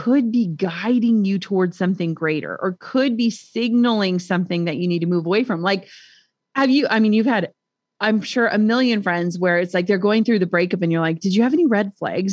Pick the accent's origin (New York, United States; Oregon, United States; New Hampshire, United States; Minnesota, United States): Minnesota, United States; we're from Minnesota